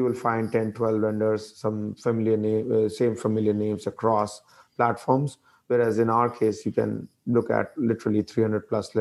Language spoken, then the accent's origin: English; India; moved away as an adult; also born or lived in DC mid-Atlantic region, United States; now in United States; I grew up in India, came to US about 20 years